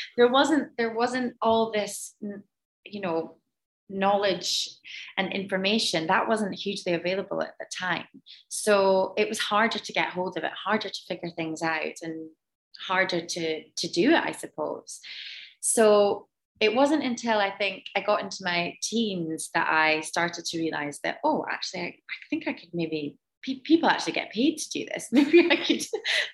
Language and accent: English; Moray, northeast of Scotland, United Kingdom; I grew up in quite a small community in the northeast of Scotland, in Murrayshire.